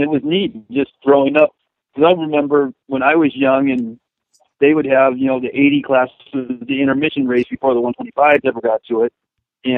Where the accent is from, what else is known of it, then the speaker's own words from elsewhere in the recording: Saddleback and Carlsbad, Southern California, United States; growing up at the original Saddleback in the State Country and Carlsbad